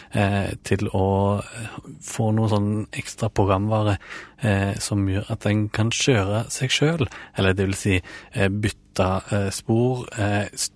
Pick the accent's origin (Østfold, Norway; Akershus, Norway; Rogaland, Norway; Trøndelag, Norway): Rogaland, Norway; Ålgård; now in Oslo, Norway; jeg søkte hjem til Ålgård, der jeg er fra, da, fra Oslo.